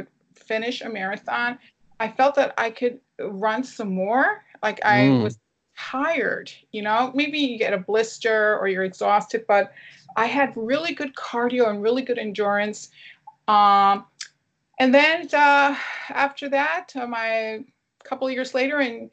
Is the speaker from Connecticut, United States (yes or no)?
yes; Connecticut, United States; I grew up in Connecticut in New England. I was born and raised